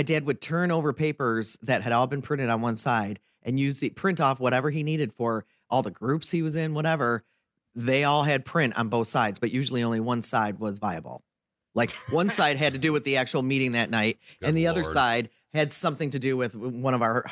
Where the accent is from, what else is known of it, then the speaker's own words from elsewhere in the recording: Detroit, Michigan, United States; I was born and raised in the Detroit area